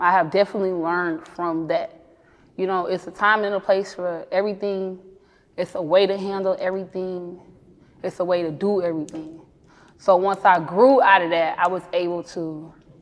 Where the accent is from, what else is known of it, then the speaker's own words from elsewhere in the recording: Columbia, South Carolina, United States; My childhood growing up in Columbia, South Carolina